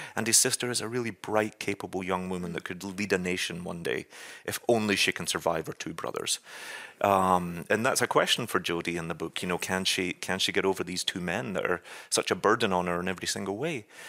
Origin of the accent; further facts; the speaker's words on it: Scotland, United Kingdom; moved away as an adult; now in New York, United States; as a Scotsman